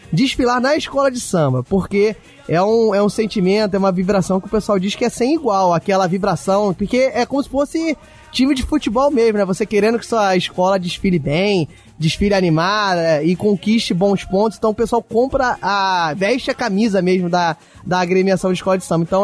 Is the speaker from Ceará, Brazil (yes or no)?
no; Rio de Janeiro, Brazil; eu vou botar aqui minha opinião como carioca.